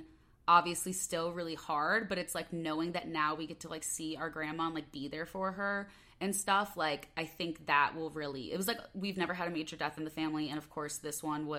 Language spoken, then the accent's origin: English; Chicago, Illinois, United States; accent: Midwest; moved away as an adult; also born or lived in Los Angeles, United States; I'd always say, like, oh, I'm from Chicago. And then people would be like, oh, like, where? And then you'd have to, like, narrow it down. I'd be like, Northwest suburbs.